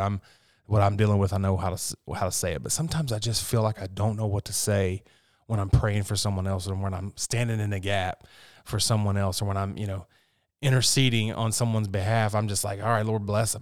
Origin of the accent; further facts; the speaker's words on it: West Virginia, United States; I'm from West Virginia